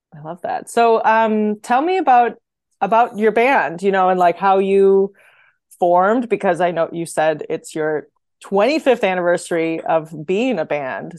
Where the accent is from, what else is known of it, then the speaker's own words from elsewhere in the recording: Wisconsin, United States; I'm I'm from Wisconsin, so I'm going to say Wag differently than you guys say it